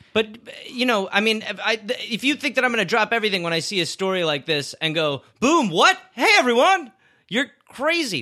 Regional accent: Wisconsin, United States; I'm from Wisconsin and my family is cheesemakers

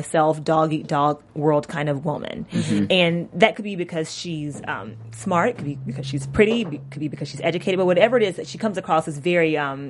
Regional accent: Georgia, United States; moved away; I'm from Georgia, so I'm odd man out.

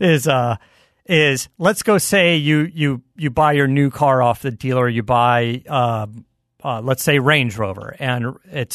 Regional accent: Arizona, United States; I grew up in Arizona

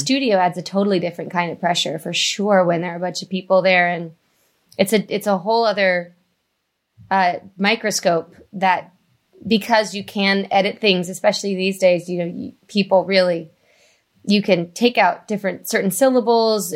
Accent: Vista, California, United States; I grew up in North County, San Diego, in, uh, Vista

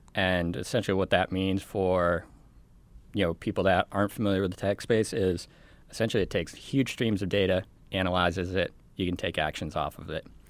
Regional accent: Colorado, United States; my home state.

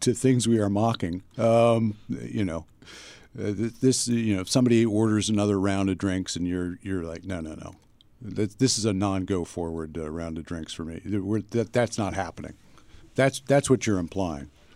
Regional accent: near King of Prussia, Pennsylvania, United States; moved away; I was at King of Prussia Mall uh, in, uh, in, or near my hometown

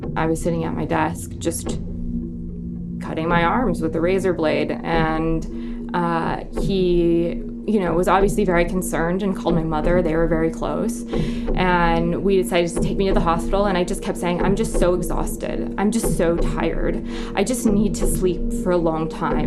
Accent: Midwest, United States; moved away as an adult; now in Nairobi, Kenya; where I grew up in the Midwest

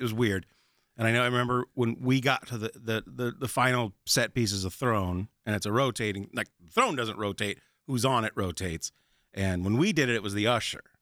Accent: Chicago, Illinois, United States; moved away as an adult; I'm from Chicago originally

